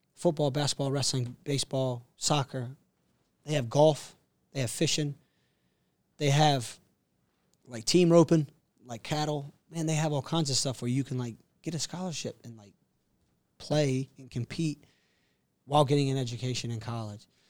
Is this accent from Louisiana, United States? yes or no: no; Castle Hayne, North Carolina, United States; moved away as an adult; also born or lived in Atlanta, Georgia; from Castle Hain, North Carolina, which is the east coast of the U S